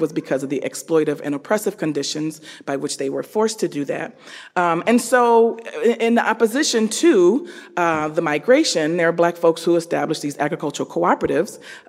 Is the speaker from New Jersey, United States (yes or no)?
no; Detroit, Michigan, United States; now in Madison, United States; we're born and raised in Detroit